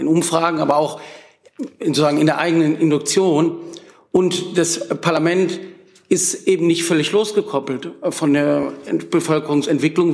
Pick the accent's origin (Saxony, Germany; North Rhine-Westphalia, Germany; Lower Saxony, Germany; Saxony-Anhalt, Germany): North Rhine-Westphalia, Germany; Wuppertal; ich komme aus Wuppertal, der Stadt von Peter Hinze